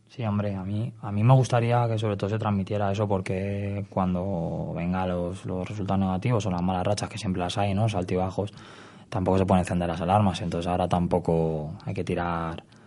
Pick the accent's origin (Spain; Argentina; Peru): Spain; Madrid, Community of Madrid; also born or lived in Salamanca; yo soy de Vallecas, me he criado en Vallecas